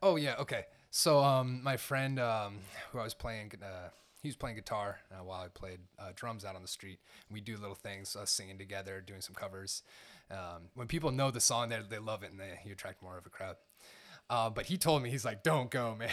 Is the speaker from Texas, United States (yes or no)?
no; Seattle, Washington, United States; moved away as an adult; now in Los Angeles, United States; I'm from Seattle